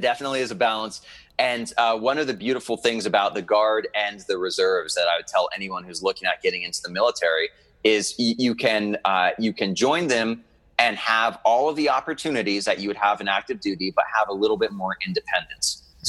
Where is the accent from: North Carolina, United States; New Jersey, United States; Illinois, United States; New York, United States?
New Jersey, United States; also born or lived in Delaware; now in Pennsylvania, United States; I was born in Delaware. I was homeschooled in New Jersey. And then my adult life since the age of 19 has been in Western PA. That's kind of been my hub.